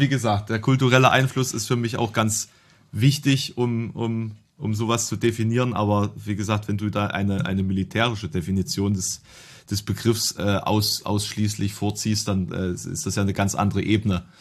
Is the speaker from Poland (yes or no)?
no; eastern Germany, Germany; bei uns im Osten